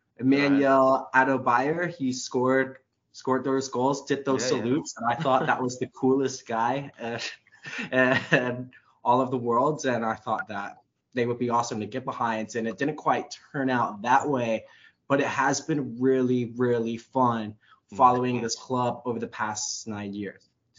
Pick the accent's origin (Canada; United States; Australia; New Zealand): United States; also born or lived in Miami, Florida; being an American